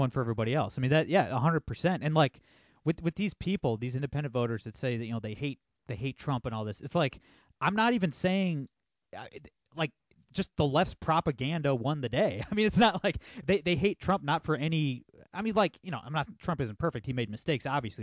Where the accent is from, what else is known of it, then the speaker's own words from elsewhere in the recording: Northwest Ohio, United States; I'm, I'm from Northwest Ohio. I'm from the Rust Belt